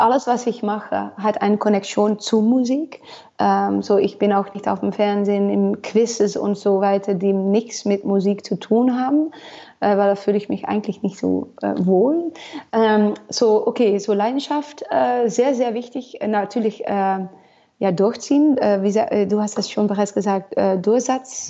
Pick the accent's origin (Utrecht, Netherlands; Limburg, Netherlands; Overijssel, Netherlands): Overijssel, Netherlands; Almelo; German is a second language; also born or lived in Nashville, Tennessee; das ist Almelo für mich eigentlich, wo ich aufgewachsen bin